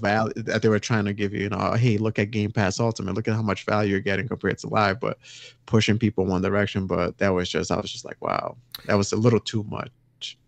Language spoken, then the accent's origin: English; Brazil; moved away; I'm from Brazil originally